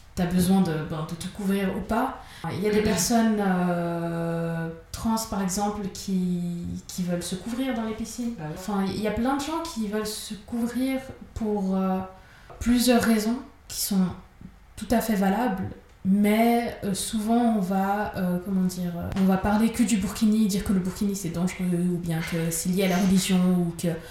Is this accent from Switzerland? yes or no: yes; Geneva, Switzerland; je suis de Genève.